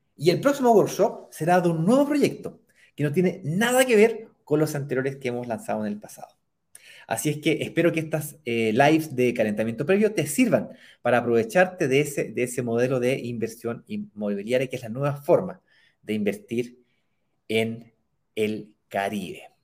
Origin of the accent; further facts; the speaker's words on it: Chile; accent: Chilean; Estoy aquí, en mi patria, en mi país. Como notarán por mi acento, yo soy chileno.